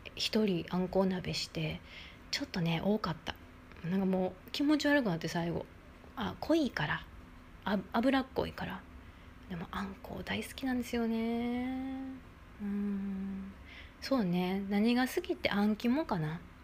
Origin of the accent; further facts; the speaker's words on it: Kobe, Hyogo, Japan; moved away as an adult; now in Shizuoka, Japan; 神戸出身なんですけどあの、まあ、結構実家はお魚いっぱい出てきて冬なんかよくお魚の入った鍋